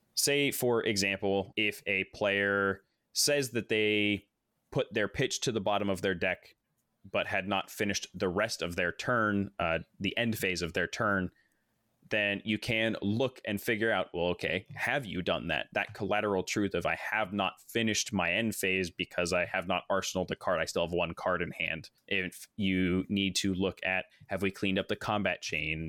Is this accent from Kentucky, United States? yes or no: no; Corvallis, Oregon, United States; born and raised in Corvallis, Oregon. I'm now almost thirty years old, still stuck here